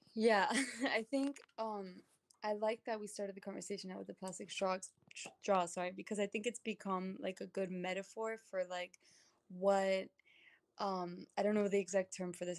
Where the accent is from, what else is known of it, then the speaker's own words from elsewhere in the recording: New York City, New York, United States; I was born and raised in Brooklyn.